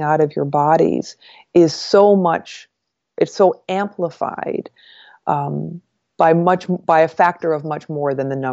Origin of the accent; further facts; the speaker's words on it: northern New York, United States; moved away as an adult; also born or lived in Washington, D.C.; they drove me from northern New York to Washington, D.C. for this college